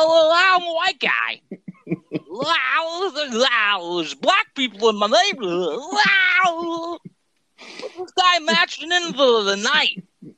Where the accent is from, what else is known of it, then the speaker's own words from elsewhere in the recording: Philadelphia, Pennsylvania, United States; I'm from Philly. Like, I wash my hands and shit.